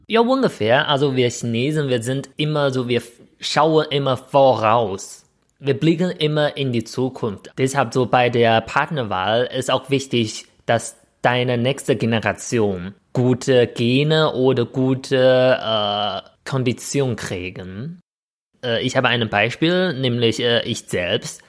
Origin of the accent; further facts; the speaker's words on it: northern China, China; German is a second language; moved away; ich komme auch aus Nordchina